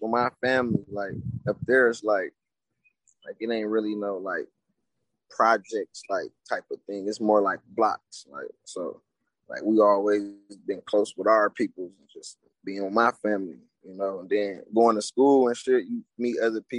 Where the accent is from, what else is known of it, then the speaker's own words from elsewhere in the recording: Milwaukee, Wisconsin, United States; moved away as an adult; now in Louisville, United States; I'm from Milwaukee, Wisconsin